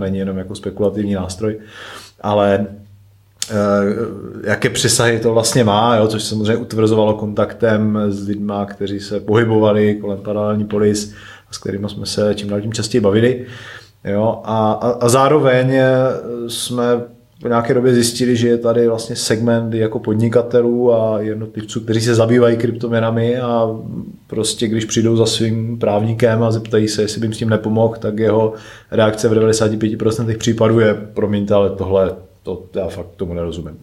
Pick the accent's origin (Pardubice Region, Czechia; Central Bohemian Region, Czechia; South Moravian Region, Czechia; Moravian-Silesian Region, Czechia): Moravian-Silesian Region, Czechia; Klimkovice; also born or lived in České Budějovice; z Ostravy, respektive z Klimkovic, odkud pocházím